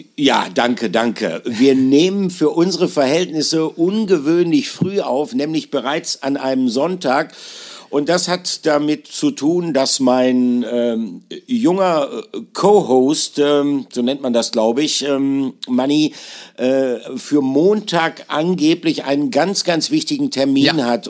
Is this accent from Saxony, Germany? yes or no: no; near Bielefeld, North Rhine-Westphalia, Germany; ich bin, äh, geborener Ostwestfale. Äh, bei uns, einzige Ausnahme ist Paderborn. Da wird es auch relativ groß gefeiert, aber ich komme, äh, aus der Nähe von Bielefeld